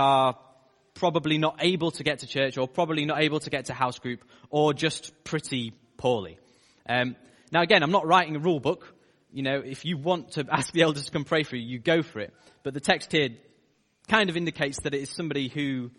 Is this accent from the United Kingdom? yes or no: yes; United Kingdom; as British people